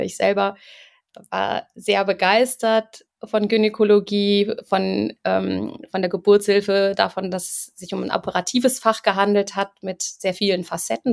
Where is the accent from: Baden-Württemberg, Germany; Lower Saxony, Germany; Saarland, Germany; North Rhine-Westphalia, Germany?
North Rhine-Westphalia, Germany; Cologne; moved away as an adult; now in Munich, Germany; Ich bin eigentlich Kölnerin